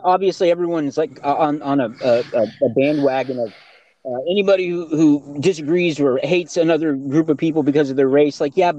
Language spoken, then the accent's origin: English; East Texas, United States; I'm from East Texas, right?